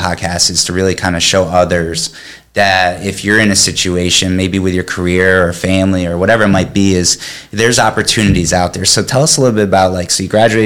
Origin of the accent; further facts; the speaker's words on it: Connecticut, United States; now in Florida, United States; I'm from Connecticut